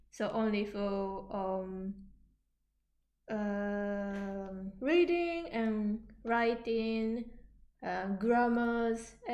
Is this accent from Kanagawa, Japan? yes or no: yes; Yokohama, Kanagawa, Japan; English is a second language; because I am from Yokohama, which is really kind of um, where internationalization in Japan happened.